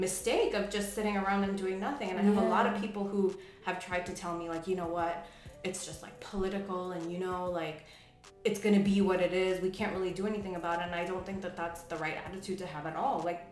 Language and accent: English; New York City, New York, United States; growing up in New York